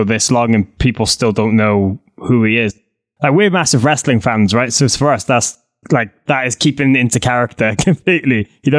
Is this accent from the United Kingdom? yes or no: yes; Welsh, Wales, United Kingdom; Yeah, we're Welsh.